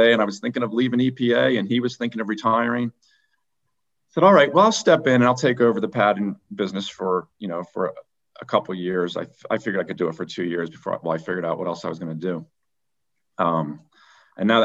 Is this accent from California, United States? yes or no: no; Philadelphia, Pennsylvania, United States; also born or lived in Vermont; I was born in Philadelphia, and I grew up right outside the city.